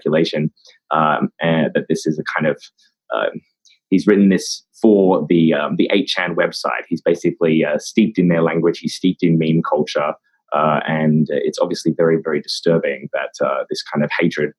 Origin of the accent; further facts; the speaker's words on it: Australia; I'm from Australia